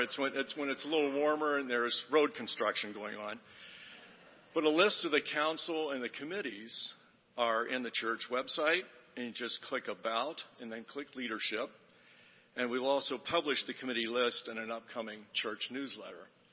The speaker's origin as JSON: {"language": "English", "town": "Cincinnati", "region": "Ohio", "country": "United States", "tie": "born or raised there", "said": "I grew up in Cincinnati"}